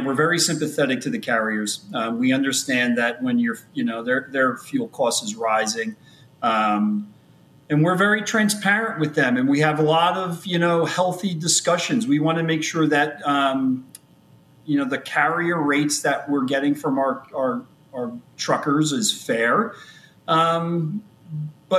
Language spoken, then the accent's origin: English; New Jersey, United States; I am from born and raised in New Jersey. Sitting here in Scotch Plains, New Jersey